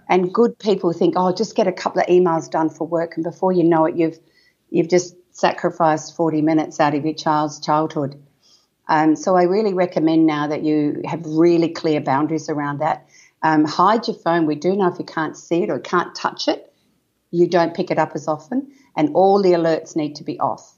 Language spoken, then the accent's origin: English; Wheatbelt, Western Australia, Australia; I was born and bred in a farm in the wheat belt in Western Australia